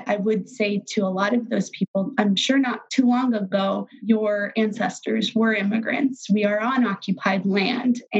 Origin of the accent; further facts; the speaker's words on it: Dodge City, Kansas, United States; i saw this a lot when i was growing up in Dodge um, probably my later high school years before I went off to college